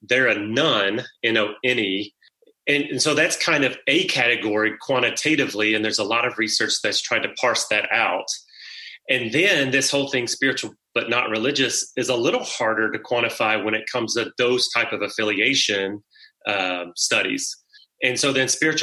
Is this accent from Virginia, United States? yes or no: no; South Central Kentucky, United States; growing up in South Central Kentucky, my mom was from the area